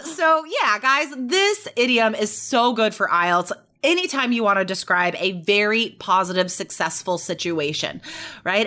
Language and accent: English; Carson City, Nevada, United States; I grew up in Nevada, Carson City, Nevada